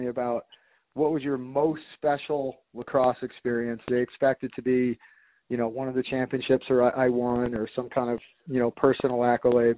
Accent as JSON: {"language": "English", "area": "Long Island", "region": "New York", "country": "United States", "tie": "born or raised there", "said": "I growing up in the Long Island area"}